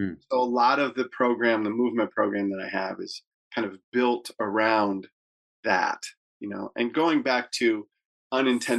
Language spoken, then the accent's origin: English; Detroit, Michigan, United States; growing up in Detroit